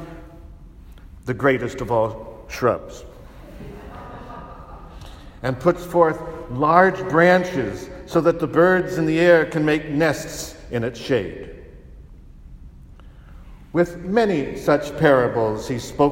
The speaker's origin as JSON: {"language": "English", "region": "California", "country": "United States", "also_born_or_lived": "Rome", "moved": "as an adult", "said": "I was from California, spoiled with many conveniences and a wonderful variety of food"}